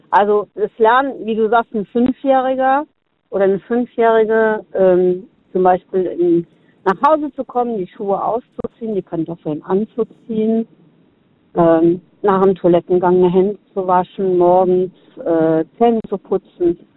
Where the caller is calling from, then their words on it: Konz, Rhineland-Palatinate, Germany; Äh, hier, Konz.